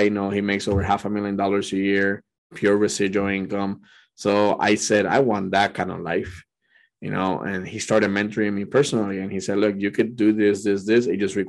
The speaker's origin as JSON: {"language": "English", "country": "Puerto Rico", "tie": "born or raised there", "moved": "yes", "lives_now": "California, United States", "said": "I was born and raised in Puerto Rico"}